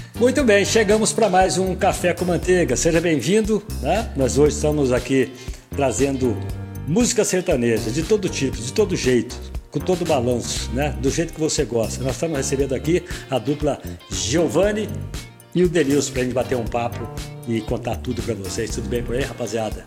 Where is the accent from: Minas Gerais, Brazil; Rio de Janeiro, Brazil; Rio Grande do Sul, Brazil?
Minas Gerais, Brazil; Machado; Aí vocês foram para Machado, minha terra